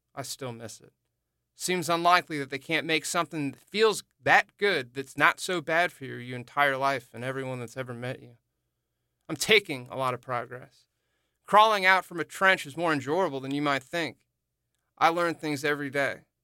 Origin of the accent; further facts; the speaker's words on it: St. Louis, Missouri, United States; moved away as an adult; also born or lived in New Orleans suburbs, Louisiana; now in New Orleans, United States; Olivia and I are on the ground in my hometown of Saint Louis